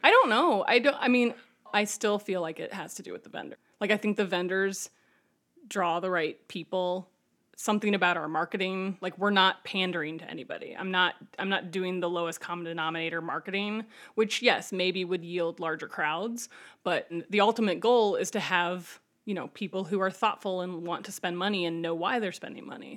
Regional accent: Ohio, United States; moved away as an adult; now in Chicago, United States; I moved here 'cause I'm from Ohio

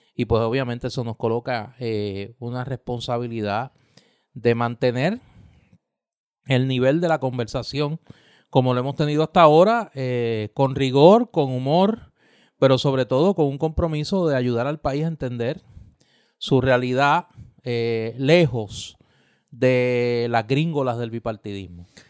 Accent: Puerto Rico; somos un territorio de los Estados Unidos.

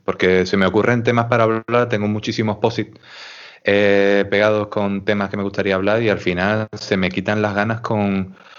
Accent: Huelva, Andalusia, Spain; soy de Huelva

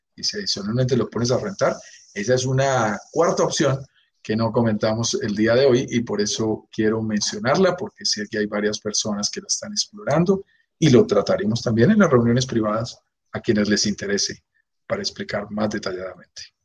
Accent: Bogotá, Colombia; yo soy colombiano de pura cepa, nacido en Bogotá, vivo en Bogotá, mi familia es colombiana

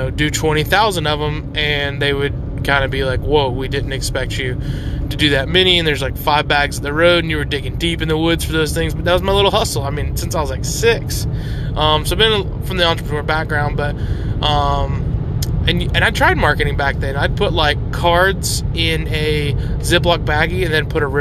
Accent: Buford, Georgia, United States; We're in Buford, Georgia, my hometown, the town I was born and raised in and lived 28 of my 30 years.

